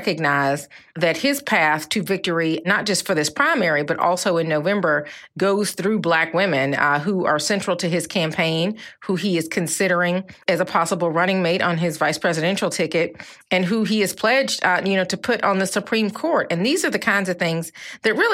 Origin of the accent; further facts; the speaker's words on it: the South, Southern United States, United States; as a Southerner, as a Black woman